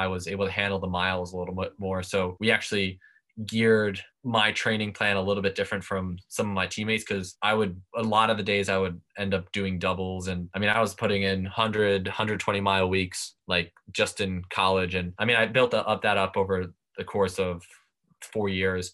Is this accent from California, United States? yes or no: no; Long Island, New York, United States; growing up on Long Island